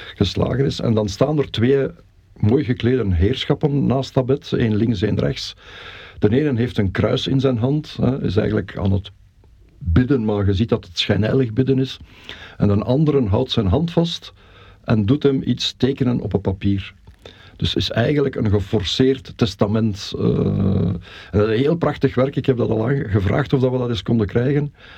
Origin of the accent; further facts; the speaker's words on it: Belgium; now in Mechelen, Belgium; ik ben in, in ons geboortedorp dan ook wel heel actief geweest in het verenigingsleven